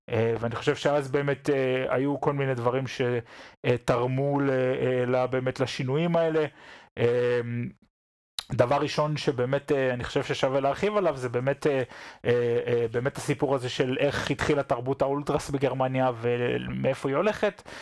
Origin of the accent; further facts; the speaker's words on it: Israel; now in Germany; כיהודים, כישראלים שחיים פה.